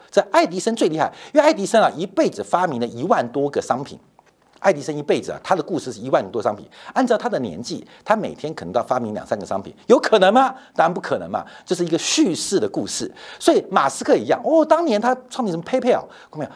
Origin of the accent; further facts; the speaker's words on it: Taipei, Taiwan; 我从小是在四四南村长大的